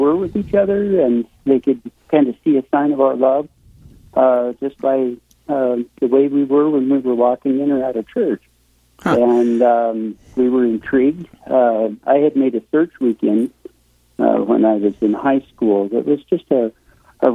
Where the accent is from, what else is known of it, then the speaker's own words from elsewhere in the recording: Casper, Wyoming, United States; also born or lived in Kansas City, Missouri; I'm from Casper. Okay. Grew up here.